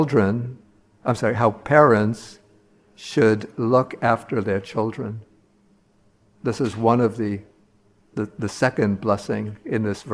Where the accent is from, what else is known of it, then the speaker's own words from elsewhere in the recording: New York City, New York, United States; I grew up in Brooklyn, the great borough of Brooklyn, 52nd Street near 12th Avenue